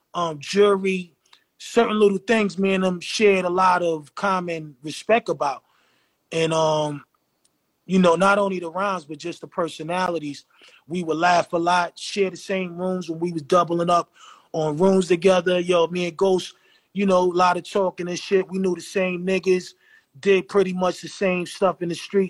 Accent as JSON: {"language": "English", "town": "New York City", "region": "New York", "country": "United States", "said": "I'm from the Hill."}